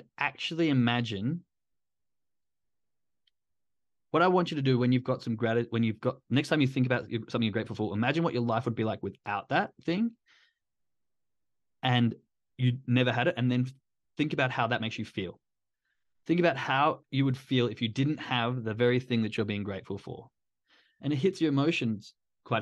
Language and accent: English; Perth, Western Australia, Australia; moved away; I'm from Australia, from Perth